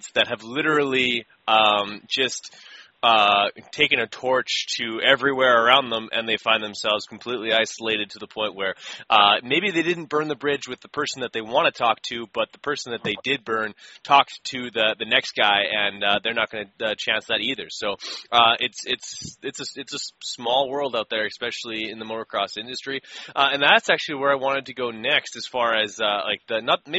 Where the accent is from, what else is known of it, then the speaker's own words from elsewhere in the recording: Winnipeg, Manitoba, Canada; I'm from Winnipeg